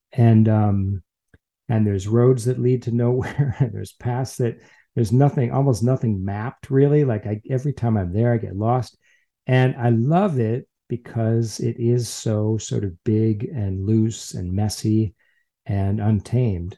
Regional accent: Chicago, Illinois, United States; now in San Francisco, United States; I'm from Chicago originally

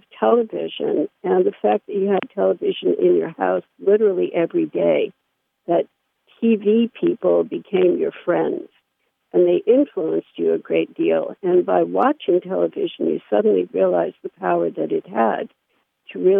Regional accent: New York City, New York, United States; I grew up in New York City

